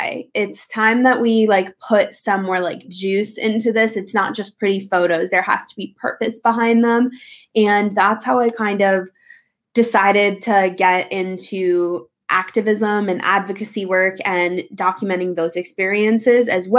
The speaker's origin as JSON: {"language": "English", "town": "New York City", "region": "New York", "country": "United States", "tie": "born or raised there", "also_born_or_lived": "Los Angeles, California", "moved": "as an adult", "said": "I am born and raised in New York City, grew up on the Upper East Side"}